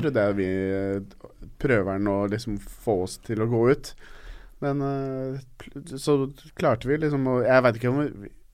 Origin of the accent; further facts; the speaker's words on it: Norway; vi er jo fra Norge.